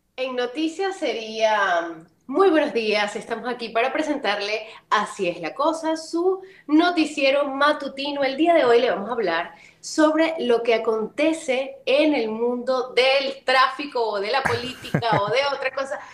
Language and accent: Spanish; Venezuela; moved away as an adult; also born or lived in Colombia; el cafecito guayanés, que Guayana es de donde yo vengo